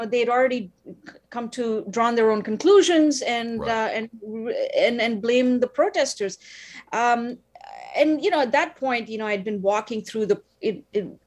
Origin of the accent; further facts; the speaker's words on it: India; now in Ottawa, Canada; I'm originally from India, the land of civil disobedience